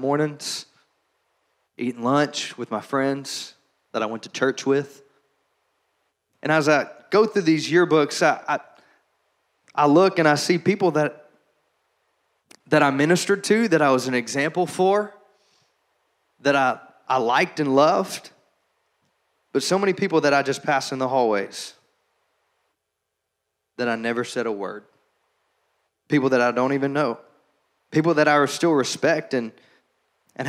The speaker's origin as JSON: {"language": "English", "town": "Shreveport", "region": "Louisiana", "country": "United States", "tie": "born or raised there", "said": "growing up in Shreveport, Louisiana, Bible Belt USA"}